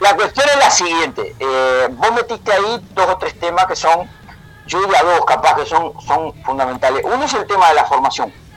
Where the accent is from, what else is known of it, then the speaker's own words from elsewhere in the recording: Montevideo, Uruguay; yo soy de Montevideo, aunque hablo así medio raro, nací, me crié en Montevideo